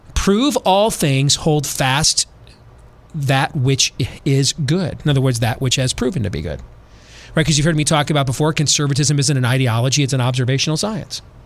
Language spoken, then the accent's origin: English; Iowa, United States; also born or lived in Florida / California / Midwest; I'm from Iowa